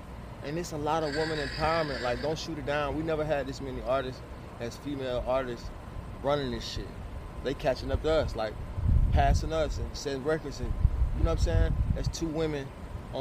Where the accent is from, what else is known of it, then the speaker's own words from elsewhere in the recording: the South, United States; I'm from the South